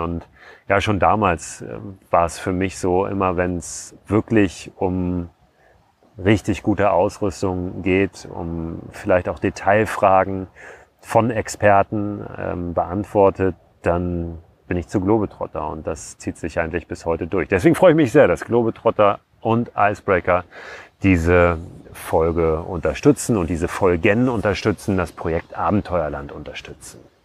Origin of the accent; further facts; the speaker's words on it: Germany; wir sind Deutsche